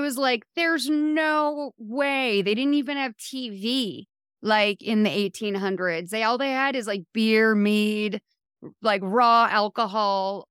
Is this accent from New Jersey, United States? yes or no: no; Massachusetts, United States; I'm from Massachusetts